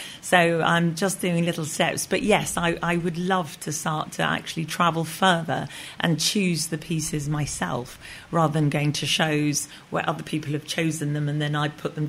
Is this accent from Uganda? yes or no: yes; Kampala, Central Region, Uganda; moved away; because I was born and brought up in Uganda, Kampala. Got chucked out by Idi Amin, and my father was in the British forces. And we lived on Kalolo Hill.